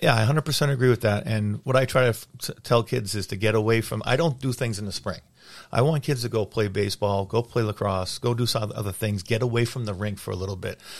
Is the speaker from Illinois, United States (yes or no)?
no; Lynnfield, Massachusetts, United States; I grew up in Linfield. My dad lived in Linfield when he was playing, so I played for Linfield Youth Hockey.